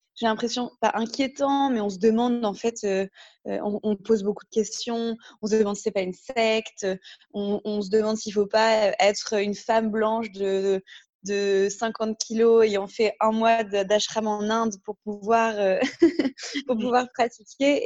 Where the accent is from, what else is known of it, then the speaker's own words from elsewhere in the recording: north of France, France; moved away as an adult; also born or lived in Paris / Cape Town, South Africa; je viens du nord de la France à la base, où j'ai fait du coup une partie de mes études